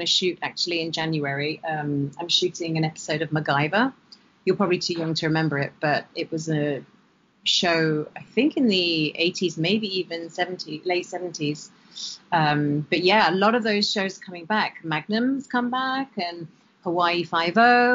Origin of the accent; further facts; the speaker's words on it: United Kingdom; now in Los Angeles, United States; I'm still a British citizen